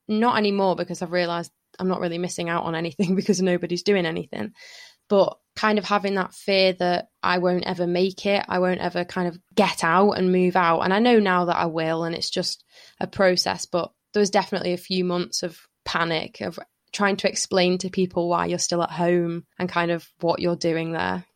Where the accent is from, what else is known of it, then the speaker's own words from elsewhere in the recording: Lytham, North West England, United Kingdom; I had, like, a really happy childhood kind of growing up in Lytham